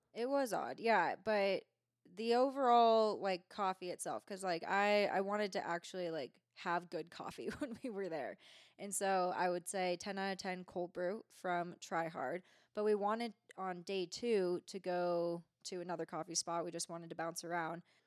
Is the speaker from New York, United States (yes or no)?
no; Bay Area, California, United States; now in Truckee, United States; I am from the Bay Area.